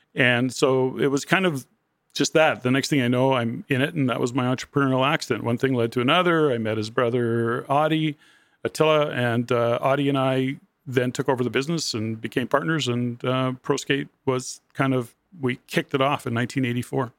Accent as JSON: {"language": "English", "town": "Edmonton", "region": "Alberta", "country": "Canada", "tie": "born or raised there", "said": "born and raised in Edmonton"}